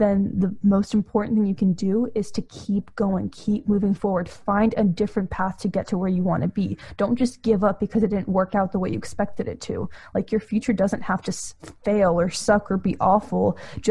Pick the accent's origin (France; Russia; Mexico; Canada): Russia; now in United States; I'm also an immigrant. I come from Russia.